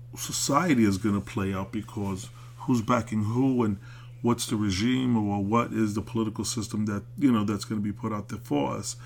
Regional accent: New York City, New York, United States; I'm an American. I was born in Brooklyn

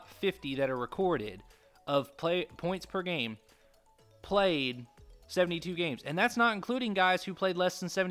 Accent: Kentucky, United States; I grew up in Kentucky, and UK basketball, okay? Because I was born in Kentucky

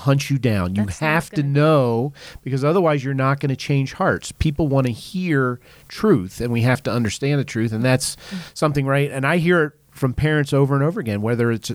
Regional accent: East Coast, United States; I'm from the East Coast

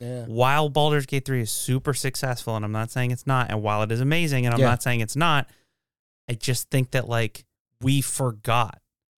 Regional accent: Washington, United States; No, I grew up in Washington.

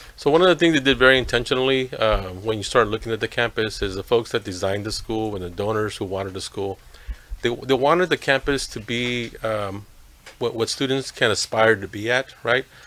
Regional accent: Los Angeles, California, United States; also born or lived in Tijuana, Mexico; now in Santa Ana, United States; I was uh, raised in, in Lincoln Heights, Ch- Chavez Ravine

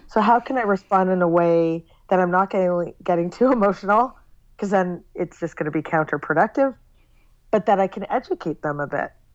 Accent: Toronto, Ontario, Canada; moved away as an adult; also born or lived in San Francisco; now in New York, United States; I grew up in Toronto, Canada, okay. and then I lived in San Francisco for a short time, and then I've lived in New York now for 13 years

